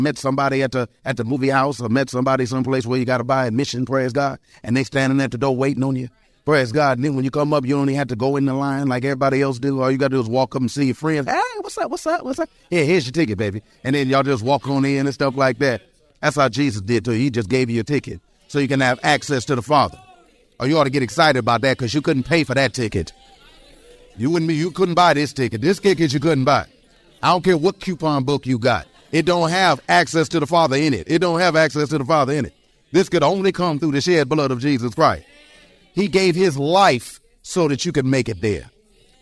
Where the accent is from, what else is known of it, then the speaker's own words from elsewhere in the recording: Detroit, Michigan, United States; I was born and raised in Detroit, Michigan.